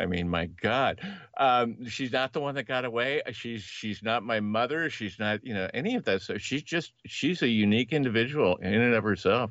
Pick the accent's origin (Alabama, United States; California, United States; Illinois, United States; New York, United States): California, United States; Los Angeles; I was born in Northern California, but I, I spent most of my formative years in L